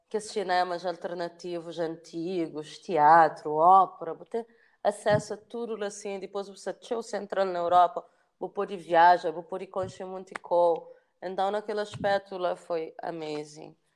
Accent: São Vicente, Cape Verde; moved away as an adult; also born or lived in Paris, France / Luanda, Angola; nasci na São Vicente

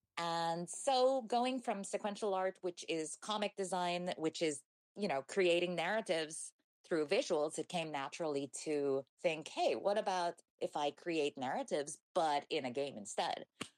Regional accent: New Zealand; born there; also born or lived in Chile / Hong Kong / Taiwan / England; So I was born in New Zealand, which has, like, I don't have anyone in my family who comes from there. It's just where my dad was working at the time. We moved to Chile, which is where my mom's from.

